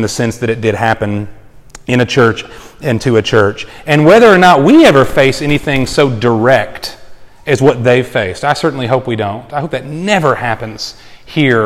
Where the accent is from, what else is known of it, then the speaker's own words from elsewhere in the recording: Texas, United States; moved away; I'm from Texas